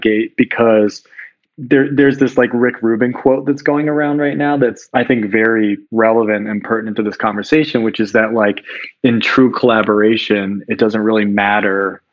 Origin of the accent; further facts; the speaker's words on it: Philadelphia, Pennsylvania, United States; I'm from Philly